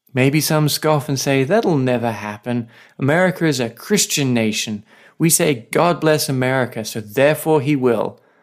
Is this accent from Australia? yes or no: yes; Australia; now in Saipan, Northern Mariana Islands; I'm an Aussie writer and pastor living with my wife on a tiny island called Saipan